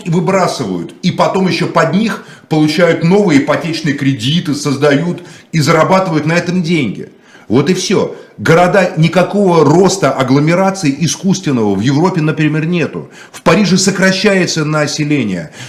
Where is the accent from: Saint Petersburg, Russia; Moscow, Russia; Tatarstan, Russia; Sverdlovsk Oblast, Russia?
Moscow, Russia; Я коренной москвич.